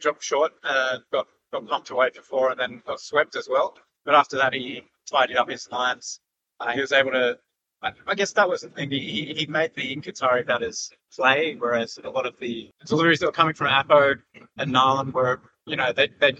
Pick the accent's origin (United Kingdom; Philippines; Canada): Canada; born there; I've never been, even though I was born in Canada